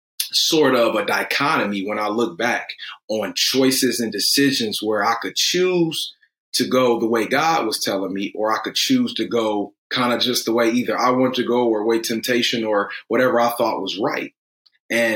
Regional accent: Detroit, Michigan, United States; I'm from Detroit.

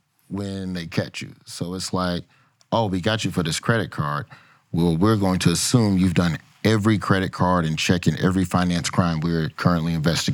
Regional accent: the South, United States; the burden of being from the South

